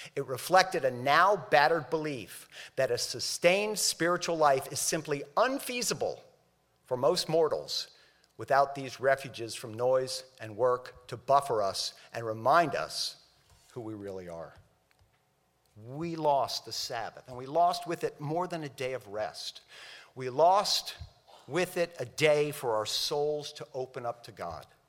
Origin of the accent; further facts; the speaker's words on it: Miami, Florida, United States; I grew up in Miami